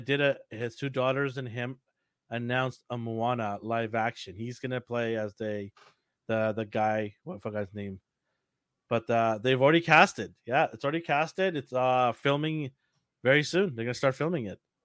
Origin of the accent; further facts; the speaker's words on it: Fiji; now in Canada; I'm from Fiji.